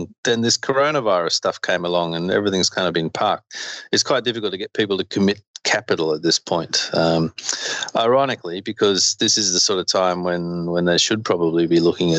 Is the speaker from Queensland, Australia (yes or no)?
yes; Queensland, Australia; I grew up in Queensland in Australia.